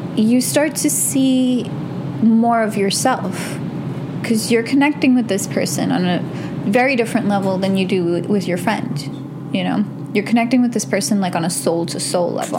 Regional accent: New York, United States; I'm from New York. We're gentrified every like three months

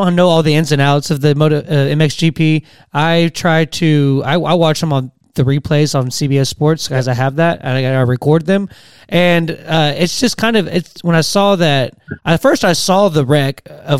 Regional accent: Texas, United States; I'm from Texas.

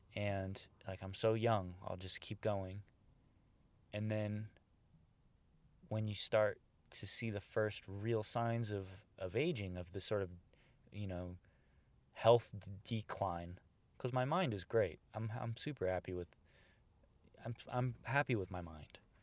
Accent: Bay Area, California, United States; now in Los Angeles, United States; where I grew up in the Bay Area

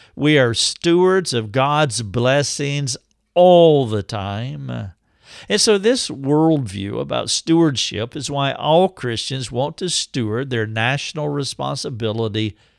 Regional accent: United States

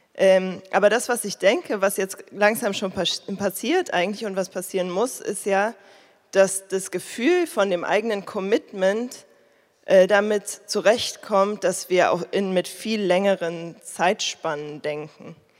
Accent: Berlin, Germany; ich komme ja aus Berlin, ich wohne hier ewig, meine Eltern wohnen hier

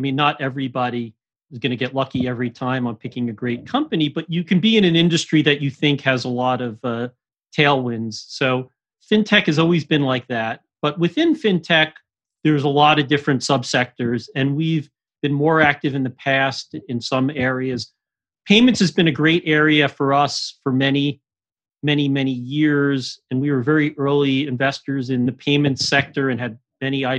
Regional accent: suburbs in New Jersey, United States; I grew up in suburbs in New Jersey, suburbs of New York City

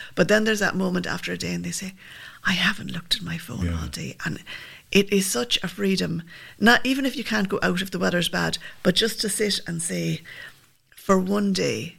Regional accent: Limerick, Munster, Ireland; also born or lived in Milltown Malbay; I'm from Limerick, but my dad's from Milltown

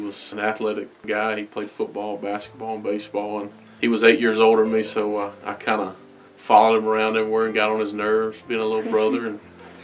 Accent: Belton, South Carolina, United States; growing up in Belton, it was awesome, small town

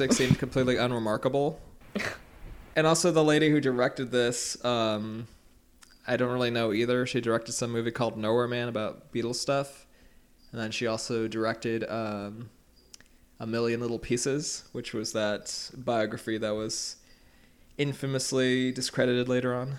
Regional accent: United Kingdom; I'm British

